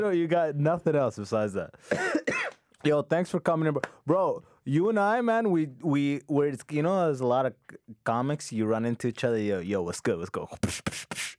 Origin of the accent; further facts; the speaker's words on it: London, Ontario, Canada; also born or lived in Sudan; I grew up in London, it's, like, two hours away from